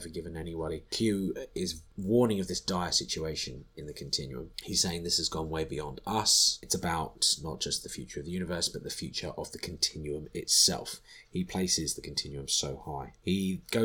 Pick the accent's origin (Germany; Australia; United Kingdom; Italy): United Kingdom; as a Brit watching this, we didn't really study American Civil War history